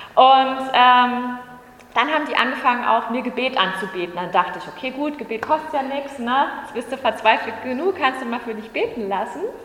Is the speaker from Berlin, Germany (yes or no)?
yes; Berlin, Germany; Ich bin Urberliner, ich komme auch aus Ostberlin